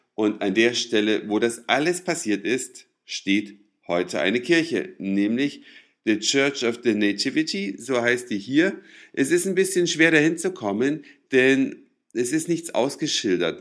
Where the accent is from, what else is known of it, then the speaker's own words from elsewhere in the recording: East Germany, Germany; Ich bin ja immerhin in der DDR aufgewachsen